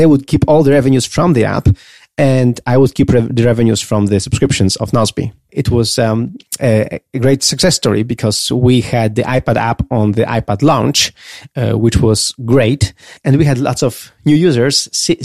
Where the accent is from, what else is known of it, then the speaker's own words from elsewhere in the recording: Poland; I was a nobody from Poland